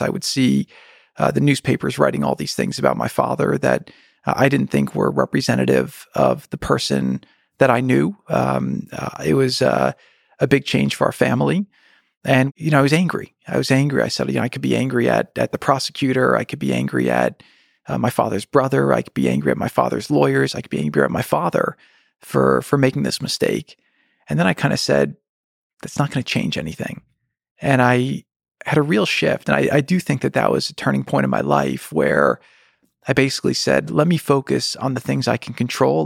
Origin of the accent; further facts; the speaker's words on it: New Jersey, United States; we grew up in New Jersey